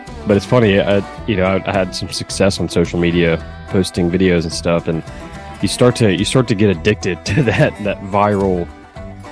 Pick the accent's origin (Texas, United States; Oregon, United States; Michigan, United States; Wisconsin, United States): Texas, United States; Beaumont; also born or lived in north of Dallas, Texas; I'm from Beaumont, Texas, actually a small town outside of Beaumont called Finette.